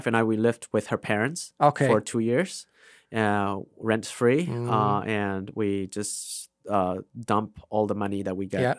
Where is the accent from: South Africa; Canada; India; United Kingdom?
India; first language Vaipei; English is a second language; It's Vaipei. That's my mother tongue.